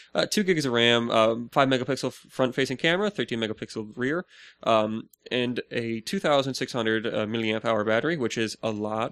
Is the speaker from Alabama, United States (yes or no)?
no; Minnesota, United States; we're the land of ten thousand lakes.